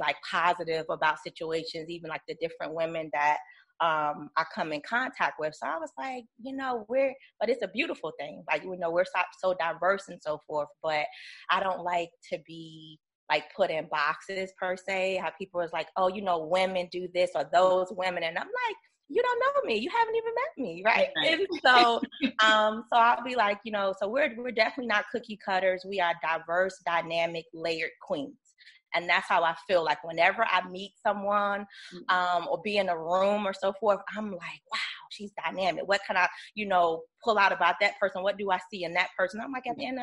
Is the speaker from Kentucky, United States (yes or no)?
no; Virginia, United States; I'm originally from Virginia